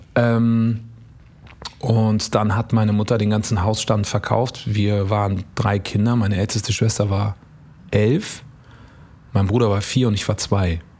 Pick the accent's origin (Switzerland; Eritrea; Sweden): Eritrea; now in Germany; ich bin auch aus Eritrea